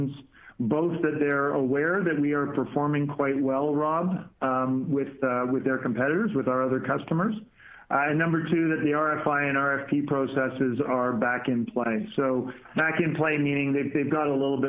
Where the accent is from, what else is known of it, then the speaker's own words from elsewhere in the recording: Canada; as a Canadian being down in San Diego